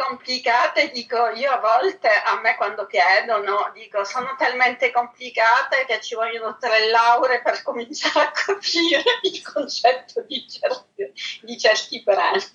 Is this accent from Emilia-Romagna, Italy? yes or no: no; Palermo, Sicily, Italy; moved away as an adult; now in Paris, France; Io sono palermitana al 100%.